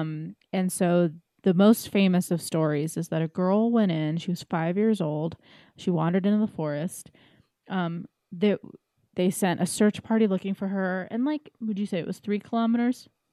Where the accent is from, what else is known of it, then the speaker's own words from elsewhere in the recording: East Coast, United States; I'm too from the East Coast